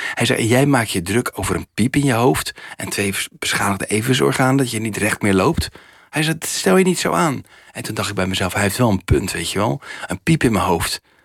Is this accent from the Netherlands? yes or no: yes; Rotterdam, South Holland, Netherlands; het land waar ik vandaan kom, en vooral mijn stad Rotterdam